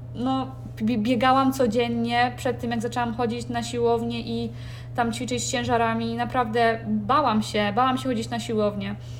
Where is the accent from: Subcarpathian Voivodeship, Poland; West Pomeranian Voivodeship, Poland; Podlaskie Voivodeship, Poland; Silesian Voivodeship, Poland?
West Pomeranian Voivodeship, Poland; Kołobrzeg; moved away as an adult; also born or lived in Warsaw; w mieście, z którego, w którym się urodziłam, w Kołobrzegu